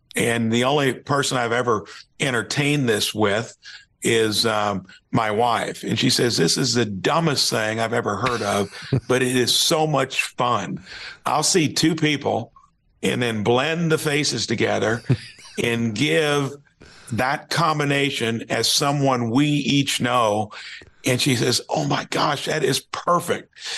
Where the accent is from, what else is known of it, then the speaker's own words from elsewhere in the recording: Jasper, Indiana, United States; I'm from Jasper, Indiana